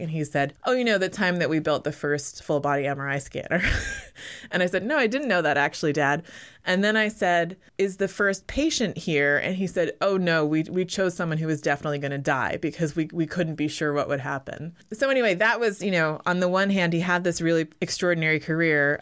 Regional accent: United States; first language English; moved away as an adult; also born or lived in Canada / London / Berlin / Brooklyn; I actually left the U S when I was eighteen.

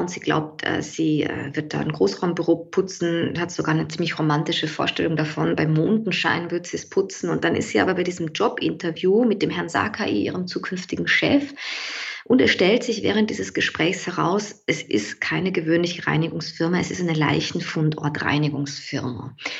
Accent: St. Pölten, Lower Austria, Austria; now in Vienna, Austria; 1980 geboren in St. Pölten, das ist in Niederösterreich äh, relativ nah bei Wien, aber schon recht lange in Wien lebend

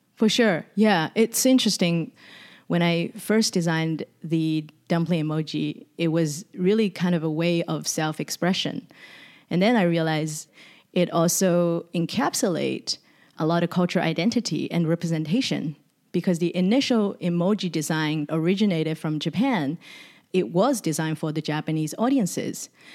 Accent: Shanghai, China; also born or lived in Sydney, Australia; now in San Francisco, United States; visiting Shanghai, which is my hometown, in two thousand seventeen

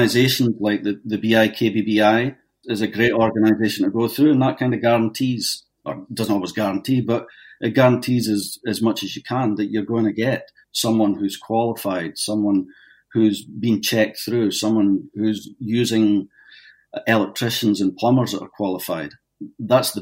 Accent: Dundee, Scotland, United Kingdom; moved away as an adult; also born or lived in Toronto, Canada; now in Canada; My parents had emigrated in the 60s, but my dad couldn't handle it and was homesick. And they ended up, they had me, but they ended up back in Scotland again.

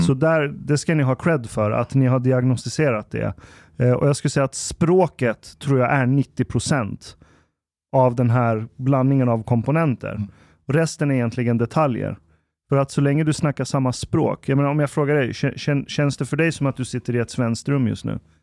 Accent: Sweden; also born or lived in Iran; jag kom hit när jag var ett, så det, det, är inte som att jag hade en stark persisk

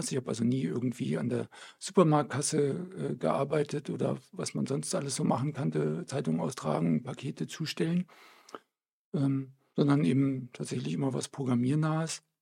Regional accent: Belgium; moved away as an adult; now in Erlangen, Germany; Belgien geboren. Meine Eltern sind gerade nach Belgien gezogen, kurz bevor ich geboren wurde. Und ähm, in Belgien ist es ein ganz üblicher Name.

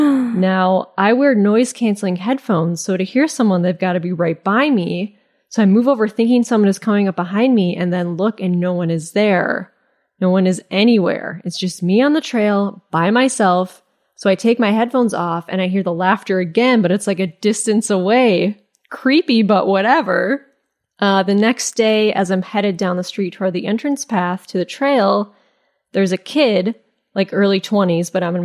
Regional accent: Midwest, United States; So naturally, because I'm originally from the Midwest, I stop, take off my headphones, do a sarcastic wave

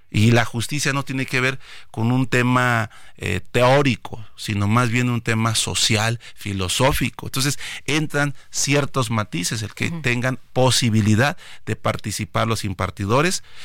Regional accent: Chiapas, Mexico; Lo que quiero es eh, motivar y participar a mi pueblo, el pueblo de Chiapas, que asista

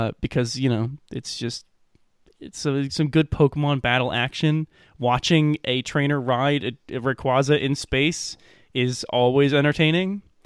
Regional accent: Middle America, Midwest, United States; accent: middle American; I'm distinctly middle American in my pr-, pronunciation of it

